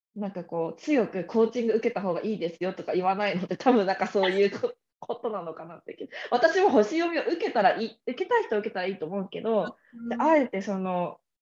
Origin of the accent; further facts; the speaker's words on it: Kamakura, Kanagawa, Japan; moved away; 私鎌倉出身だから鎌倉江ノ電とかすぐ乗ってなんか横浜鎌倉にも行けるし横浜にも行けるし江ノ島にも行けるとかってところで育ったから